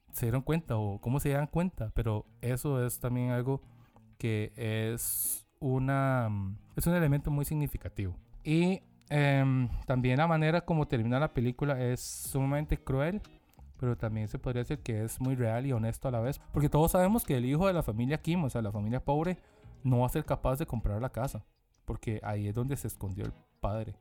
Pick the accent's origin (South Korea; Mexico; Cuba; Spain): South Korea; uno siendo coreano